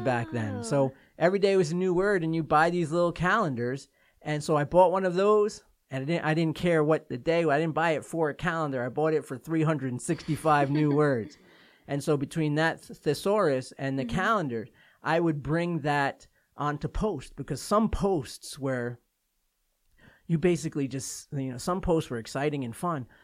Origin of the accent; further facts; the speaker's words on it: New York, United States; moved away; I'm from New York